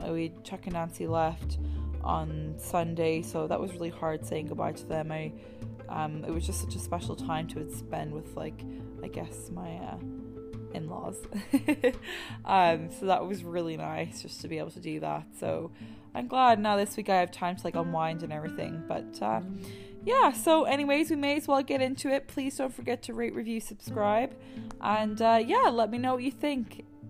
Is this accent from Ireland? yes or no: yes; Ireland; moved away; I'm from Ireland